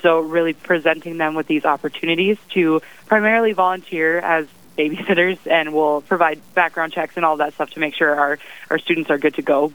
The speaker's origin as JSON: {"language": "English", "town": "Brookings", "region": "South Dakota", "country": "United States", "tie": "born or raised there", "moved": "as an adult", "lives_now": "Bismarck, United States", "said": "I'm from Brookings, South Dakota originally, and I came here six years ago as a freshman at the University of Mary. Um, so I came here over South Dakota State, which is in my hometown"}